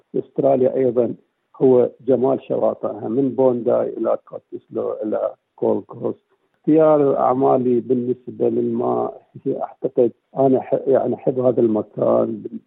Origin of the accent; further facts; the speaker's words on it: southern Iraq, Iraq; moved away as an adult; now in Perth, Australia; انا قدمت من العراق من جنوب العراق